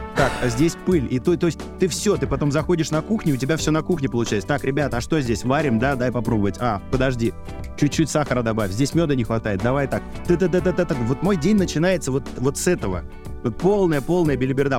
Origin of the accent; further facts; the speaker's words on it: Saint Petersburg, Russia; also born or lived in Tallinn, Estonia; now in Moscow, Russia; я сам родился в Ленинграде